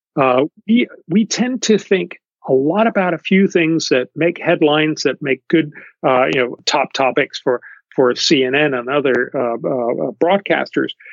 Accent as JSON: {"language": "English", "country": "Denmark", "said": "I come from Denmark."}